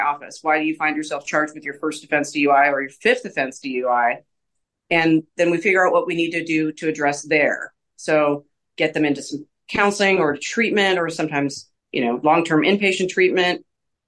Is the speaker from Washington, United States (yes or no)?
yes; Seattle, Washington, United States; moved away as an adult; also born or lived in North Carolina; now in Evansville, United States; I'm originally from the Seattle area